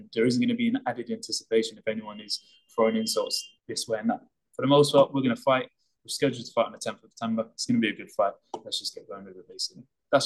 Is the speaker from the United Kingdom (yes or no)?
yes; London, United Kingdom; keeping us active and out of trouble growing up in Hackney